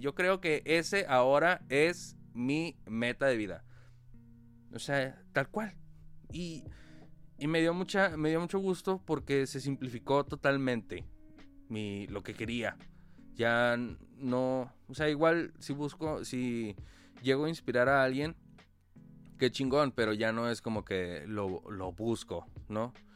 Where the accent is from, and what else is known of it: Mexico